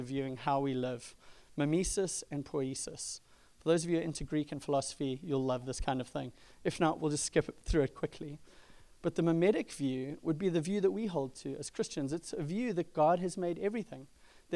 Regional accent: South Africa; moved away; I grew up in South Africa

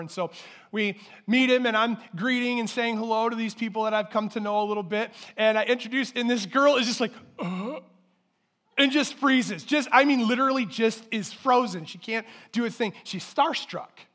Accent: Durand, Michigan, United States; I grew up in Durand, and I won't let anyone hold it against me, but that's where I grew up

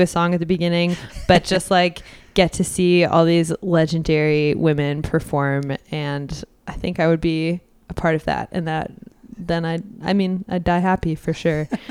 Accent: Edmonton, Alberta, Canada; born and raised in Edmonton

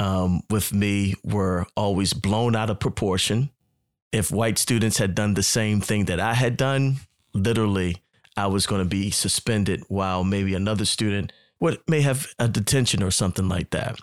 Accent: Baltimore, Maryland, United States; moved away as an adult; also born or lived in Atlanta, Georgia; growing up in Baltimore, Maryland, where I'm originally from

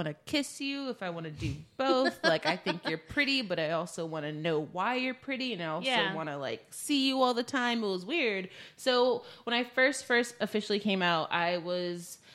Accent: the South, United States; growing up in the South

